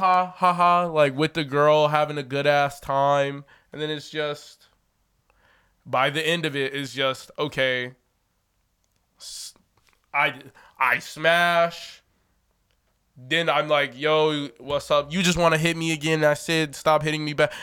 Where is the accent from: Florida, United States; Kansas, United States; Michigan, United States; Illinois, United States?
Illinois, United States; Chicago; I'm from Chicago